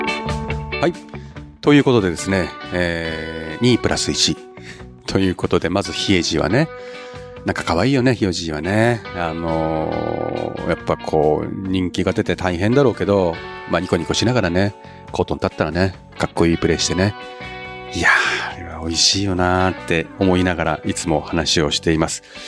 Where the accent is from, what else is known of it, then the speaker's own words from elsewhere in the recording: Niigata, Japan; moved away; 私も新潟県人なんで同じくらい寒いところにいたんで